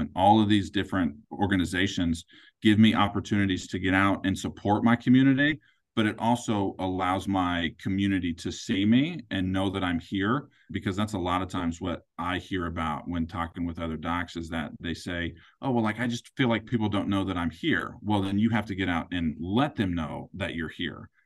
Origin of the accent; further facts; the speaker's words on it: Kansas City, Missouri, United States; I'm originally from Kansas City. I was born and raised here.